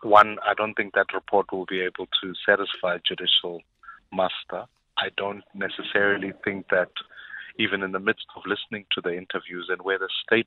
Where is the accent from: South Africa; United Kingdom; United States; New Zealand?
South Africa; as a South African